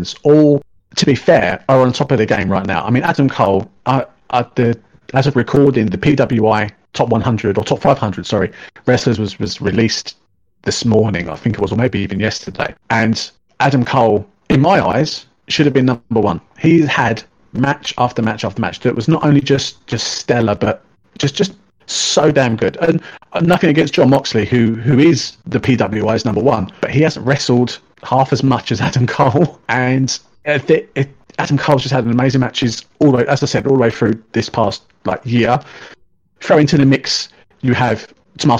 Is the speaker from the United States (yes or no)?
no; United Kingdom; Being a Brit